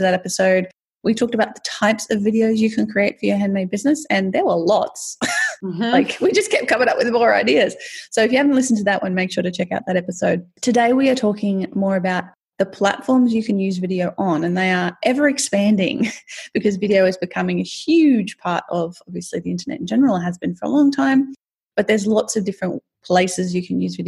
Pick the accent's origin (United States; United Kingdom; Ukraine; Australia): Australia; I'm Australian.